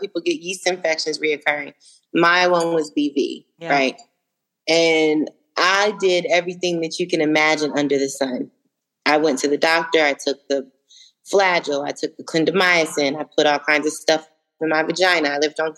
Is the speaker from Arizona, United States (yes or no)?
yes; Phoenix, Arizona, United States; also born or lived in Arlington, Virginia / DMV (Washington metropolitan area); now in Atlanta, United States; I was born in Arlington, Virginia, raised a little bit in the DMV. When I was 10 years old, we moved to Phoenix. So that's really where I grew up